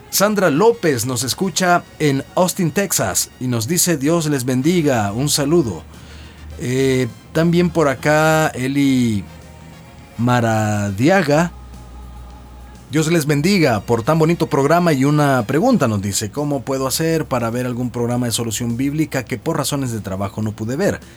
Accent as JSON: {"language": "Spanish", "country": "El Salvador", "said": "como decimos en buen salvadoreño"}